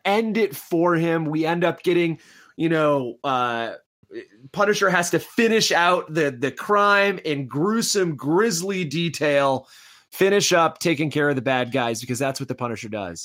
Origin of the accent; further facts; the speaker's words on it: Midwest, United States; I grew up in the Midwest